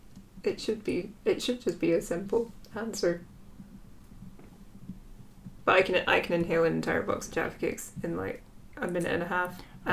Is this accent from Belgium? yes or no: yes; Belgium; Because I come from Belgium, and that's where they're from.